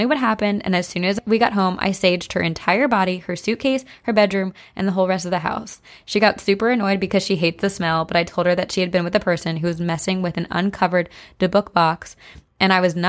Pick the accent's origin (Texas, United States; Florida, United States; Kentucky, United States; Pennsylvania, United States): Pennsylvania, United States; moved away; I'm going home to Pennsylvania in a few weeks.